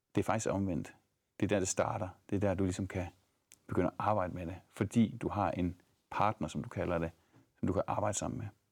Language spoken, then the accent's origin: Danish; Thy, North Denmark Region, Denmark; also born or lived in Aarhus; now in Ebeltoft, Denmark; jeg er egentlig fra Thy